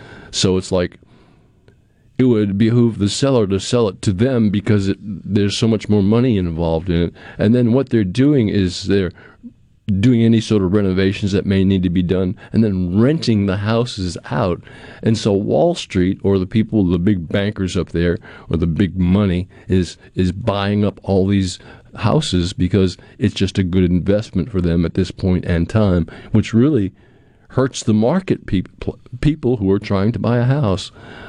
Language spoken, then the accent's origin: English; Pearl, Mississippi, United States; it was a game that Pearl was playing, because I'm from Pearl, and she, of course, is a principal in Pearl